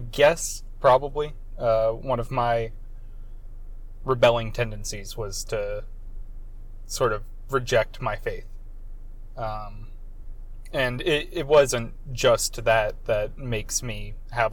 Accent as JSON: {"language": "English", "region": "Central Florida", "country": "United States", "tie": "born or raised there", "said": "I'm from a very small town in Central Florida called Dunawan"}